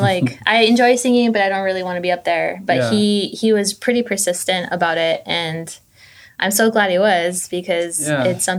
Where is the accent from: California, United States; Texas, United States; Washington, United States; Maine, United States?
Texas, United States; El Paso; moved away as an adult; also born or lived in Illinois; I grew up in El Paso.